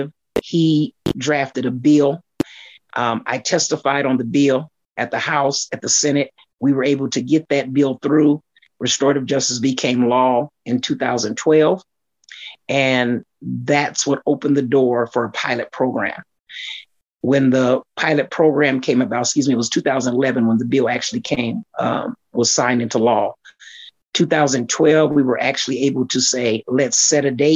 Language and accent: English; Aurora, Colorado, United States; I grew up in Aurora, lived in Aurora. When I was an adult, I still remained in Aurora, Colorado